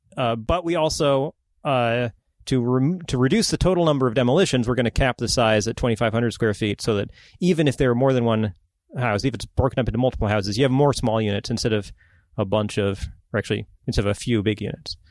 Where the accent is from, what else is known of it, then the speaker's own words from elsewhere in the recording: Ohio, United States; also born or lived in Vancouver, Washington / Longview, Washington; now in Portland, United States; I was born in Ohio.